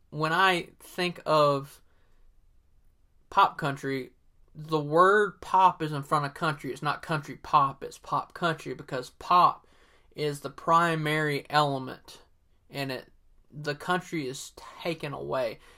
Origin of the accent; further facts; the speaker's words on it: Southern US, United States; accent: Southern; I'm using my real Southern accent, my 100% authentic Southern accent here.